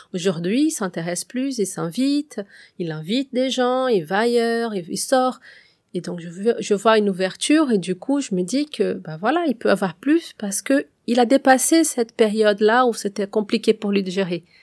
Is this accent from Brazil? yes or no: yes; Brazil; moved away; je suis brésilienne